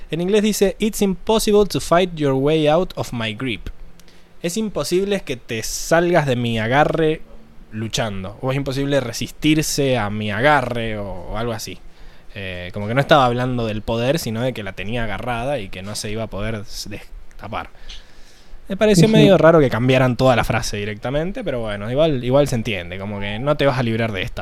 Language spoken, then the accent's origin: Spanish; Mendoza, Argentina; Sí, sí, ¿qué onda ese mito de que los mendocinos somos chilenos para, para toda esa zona del este?